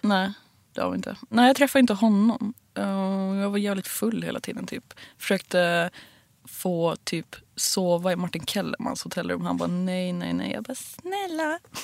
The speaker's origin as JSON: {"language": "Swedish", "town": "Bollstabruk", "region": "Västernorrland County", "country": "Sweden", "tie": "born or raised there", "moved": "yes", "said": "Kramfors, mm. Bollstabruk"}